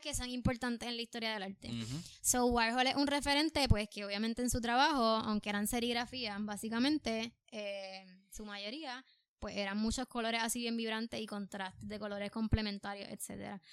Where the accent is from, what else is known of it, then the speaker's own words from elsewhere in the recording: Puerto Rico; es mi primera vez en Nueva York, soy de Puerto Rico